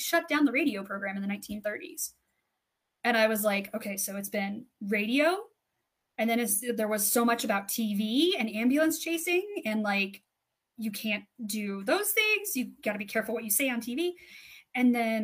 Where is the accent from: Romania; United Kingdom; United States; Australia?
United States; 10 minutes from Nebraska, Colorado; my hometown's 10 minutes from Nebraska